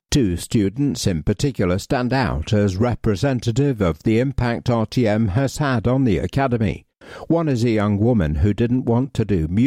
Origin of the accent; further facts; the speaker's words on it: Coventry, West Midlands, United Kingdom; I don't follow football, although I'm from Coventry and I was five when we won the FA Cup, so I do remember the street parties and the fountains in the city centre being dyed blue.